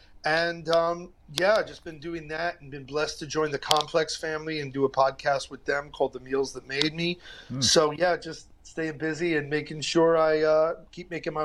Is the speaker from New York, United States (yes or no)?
yes; New York City, New York, United States; That's where I grew up on Homecrest between T and U